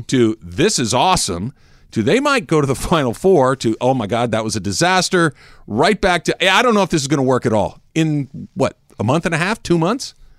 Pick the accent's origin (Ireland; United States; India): United States; Arcadia, California; Growing up in Arcadia, which everybody kn, it's the very next city to the east of Pasadena